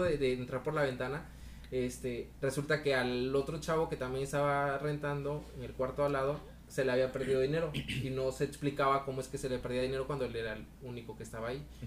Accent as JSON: {"language": "Spanish", "region": "Veracruz", "country": "Mexico", "moved": "as an adult", "lives_now": "Monterrey, Mexico", "said": "yo soy veracruzano, soy jarocho"}